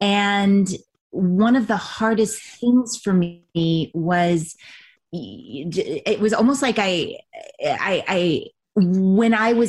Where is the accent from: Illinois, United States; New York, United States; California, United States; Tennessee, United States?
California, United States; Ventura; born there; also born or lived in Texas; I just had come out to LA because I was born in Ventura. So I had left Texas and I just was in a adventure mode.